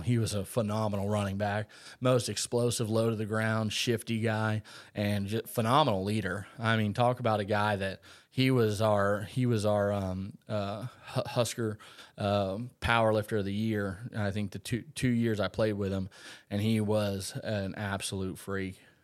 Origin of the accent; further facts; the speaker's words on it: Umatilla, Florida, United States; also born or lived in Nebraska; I was a Lake County boy. So I grew up in Umatilla, on the lakes